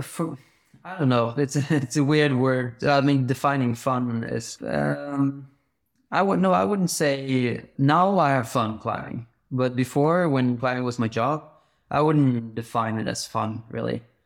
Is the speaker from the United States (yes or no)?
no; Bergen, Vestland, Norway; I grew up in Bergen in Norway